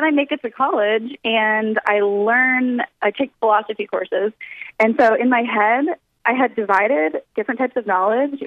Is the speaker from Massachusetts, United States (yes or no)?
no; Southern California, United States; I was born in Southern California